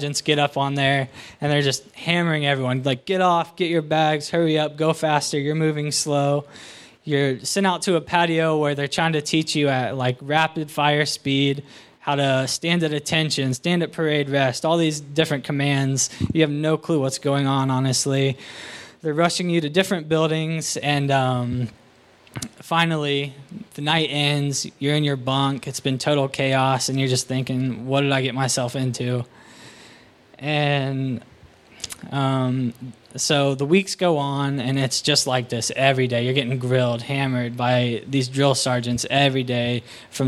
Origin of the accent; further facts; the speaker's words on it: Waynesville, Ohio, United States; I'm from Waynesville, Ohio.